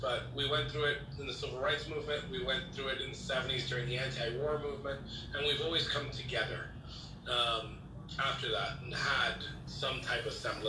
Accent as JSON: {"language": "English", "country": "United States", "said": "I'm an American supremacist."}